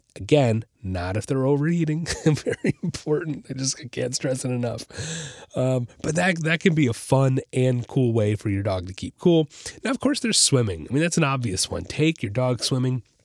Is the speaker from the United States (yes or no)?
yes; Orlando, Florida, United States; I grew up in the Orlando area, and I spent a lot of time on the Saint John's River